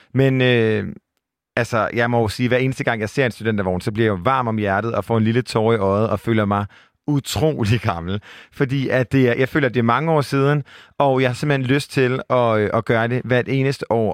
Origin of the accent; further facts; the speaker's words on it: Aarhus, Central Denmark Region, Denmark; accent: Jutlandic; som man måske kan høre på min milde røst, så er jeg fra Jylland